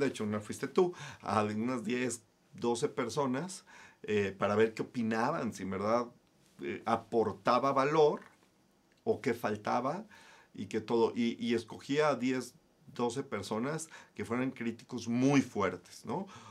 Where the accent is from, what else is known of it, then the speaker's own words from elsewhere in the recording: Guadalajara, Jalisco, Mexico; Soy de Guadalajara, Jalisco.